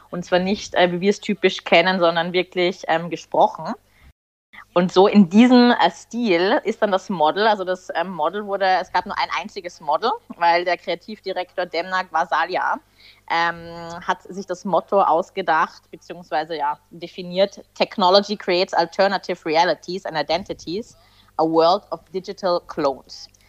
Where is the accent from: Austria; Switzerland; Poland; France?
Austria; gewandt, wie man bei uns in Österreich sagt